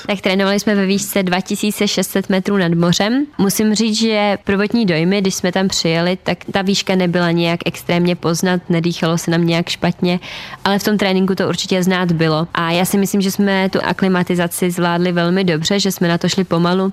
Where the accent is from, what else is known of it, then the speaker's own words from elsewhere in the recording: Turnov, Liberec Region, Czechia; u nás v Turnově